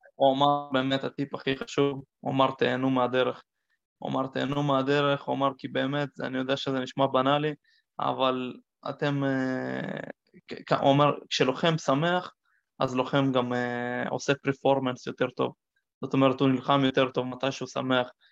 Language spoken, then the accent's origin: Hebrew; Israel; נולדתי בארץ, ואני יהודי וכל המשפחה שלי יהודים